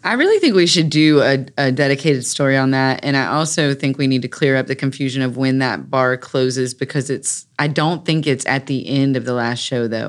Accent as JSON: {"language": "English", "town": "Raleigh", "region": "North Carolina", "country": "United States", "tie": "born or raised there", "said": "I grew up in North Hills"}